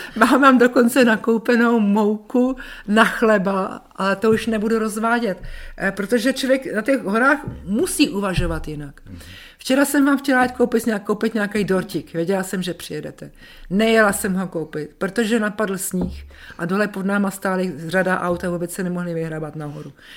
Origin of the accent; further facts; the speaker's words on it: Czechia; also born or lived in Zbraslav / Dobrá Voda, Šumava; Já jsem Čech jak poleno.